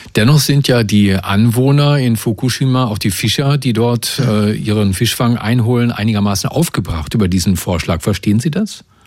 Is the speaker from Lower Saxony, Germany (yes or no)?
no; Brandenburg, Germany; bei uns in Brandenburg